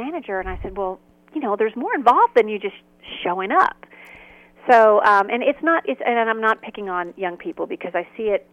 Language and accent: English; Huntsville, Alabama, United States; growing up in Huntsville, Alabama, we were raised on the Golden Rule